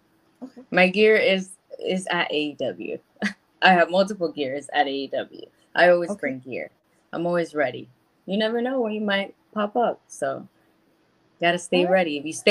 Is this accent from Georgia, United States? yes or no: no; Miami, Florida, United States; my friends that knew how I grew up in Miami in a Latino home.